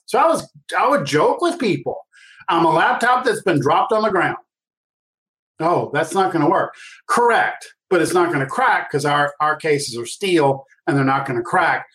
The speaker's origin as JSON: {"language": "English", "town": "New Orleans", "region": "Louisiana", "country": "United States", "tie": "born or raised there", "said": "I grew up in New Orleans"}